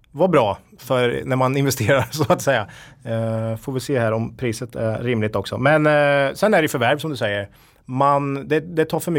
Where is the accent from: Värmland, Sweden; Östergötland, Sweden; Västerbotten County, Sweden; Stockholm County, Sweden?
Östergötland, Sweden; I Östergötland, jag är ju den enda östgöten här då.